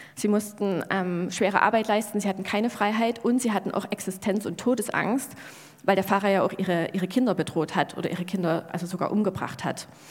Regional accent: Germany; wir Deutschen

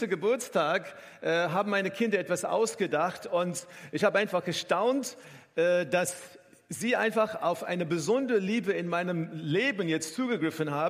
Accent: South Africa; auch vor Ort in Südafrika, wo ich herkomme, äh, habe ich insgesamt zehn Formel 1 Rennen angeschaut live

